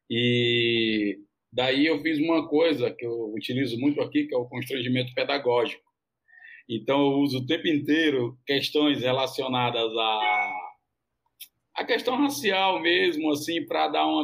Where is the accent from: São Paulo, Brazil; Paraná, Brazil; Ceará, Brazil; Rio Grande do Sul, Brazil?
Ceará, Brazil; É, eu, eu sou do Ceará, né, cara?